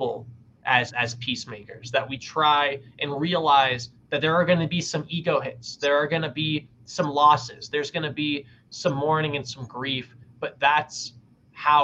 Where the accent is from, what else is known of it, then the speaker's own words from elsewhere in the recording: United States; as an American